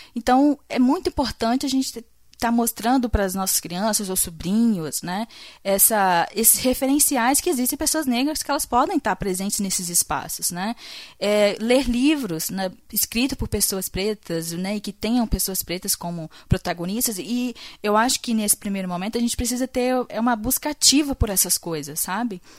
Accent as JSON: {"language": "Portuguese", "country": "Brazil", "said": "como brasileiro"}